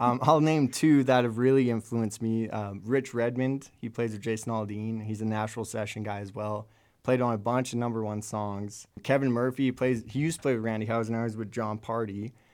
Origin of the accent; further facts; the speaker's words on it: Lethbridge, Alberta, Canada; I'm from Lethbridge, Alberta.